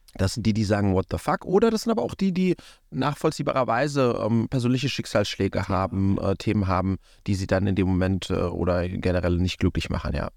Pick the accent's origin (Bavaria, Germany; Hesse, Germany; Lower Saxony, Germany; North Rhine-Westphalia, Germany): Hesse, Germany; Wiesbaden; wir hatten bei uns in Wiesbaden um die Ecke